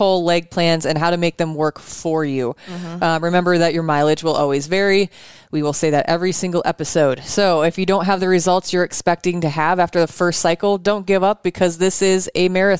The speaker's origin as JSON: {"language": "English", "town": "Sioux Falls", "region": "South Dakota", "country": "United States", "moved": "yes", "said": "I'm from Sioux Falls, South Dakota"}